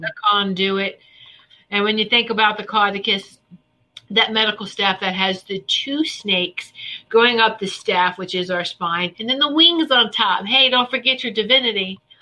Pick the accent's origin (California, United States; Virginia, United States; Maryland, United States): Virginia, United States; we did grow up in Virginia where it's ham, ham, ham, ham, Virginia hams